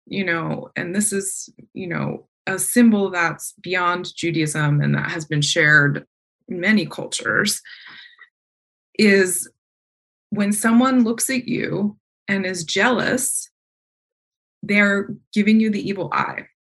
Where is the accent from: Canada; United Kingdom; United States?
United States; East Coast; the fireflies I grew up around on the East Coast